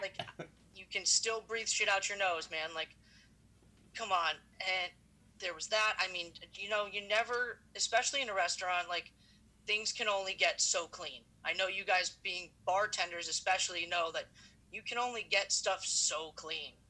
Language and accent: English; New Jersey, United States; moved away as an adult; now in Los Angeles, United States; I'm from New Jersey.